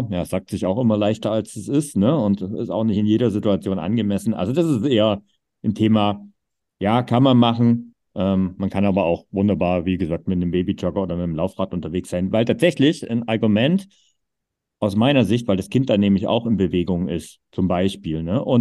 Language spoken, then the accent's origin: German; East Germany, Germany; groß geworden bin, gab es keine Tennishallen. Das war so ein Zeug, was es einfach im Osten nicht gab.